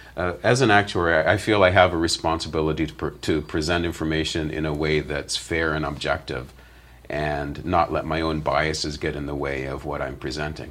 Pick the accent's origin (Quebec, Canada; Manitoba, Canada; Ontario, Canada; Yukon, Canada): Ontario, Canada; London; I grew up in London, Ontario